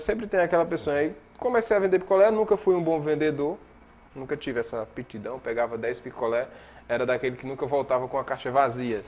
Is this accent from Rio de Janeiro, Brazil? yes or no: no; Monteiro, Paraíba, Brazil; also born or lived in Sumé, Paraíba; eu me criei em Monteiro, né? Na zona rural, numa comunidade rural chamada Pocinhos